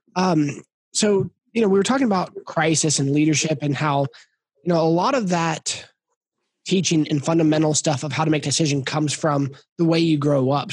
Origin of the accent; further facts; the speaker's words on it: Kansas, United States; moved away as an adult; also born or lived in Tulsa, Oklahoma / Phoenix, Arizona; I grew up in Kansas